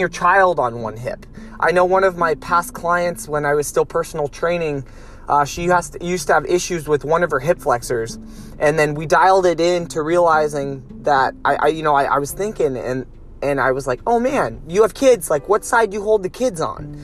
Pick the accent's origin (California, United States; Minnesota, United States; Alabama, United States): California, United States; Lompoc; moved away; I'm in my hometown right now in Lompoc